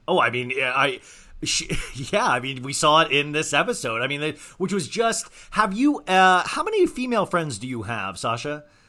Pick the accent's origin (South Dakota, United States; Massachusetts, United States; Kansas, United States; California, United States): Kansas, United States; accent: Kansas twang; I have this, like, weird Kansas twang sometimes